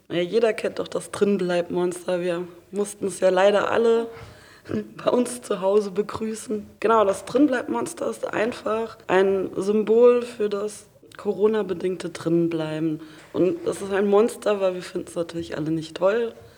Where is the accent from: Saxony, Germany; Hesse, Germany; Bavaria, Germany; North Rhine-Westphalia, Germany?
Hesse, Germany; near Frankfurt; moved away as an adult; now in Hamburg, Germany; ich komme aus der Nähe von Frankfurt